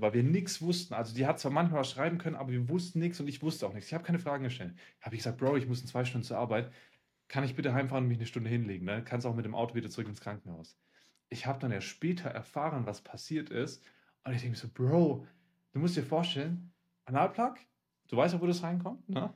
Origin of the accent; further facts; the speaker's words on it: Siberia, Russia; now in Germany; obwohl ich in Sibirien geboren, äh, geboren worden bin